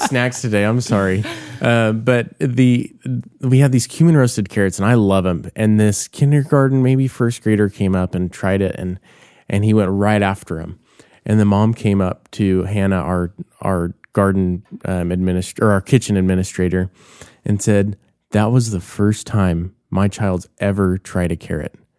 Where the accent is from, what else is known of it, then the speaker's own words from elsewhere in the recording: Bakersfield, California, United States; I grew up in Bakersfield